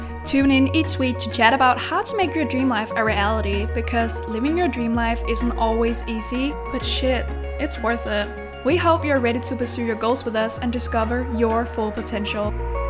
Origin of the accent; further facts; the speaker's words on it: Denmark; English is a second language; I am 22 years old. And as you might have picked up on, I have an accent. I'm from Denmark.